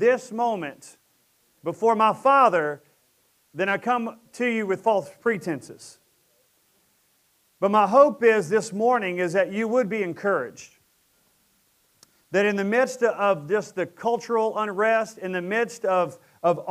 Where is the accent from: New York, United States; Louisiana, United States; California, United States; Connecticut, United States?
Louisiana, United States; Presidential Estates, Fairbanks, Sterlington; we moved from Presidential Estates over to Fairbanks, and we lived down a dirt road in a trailer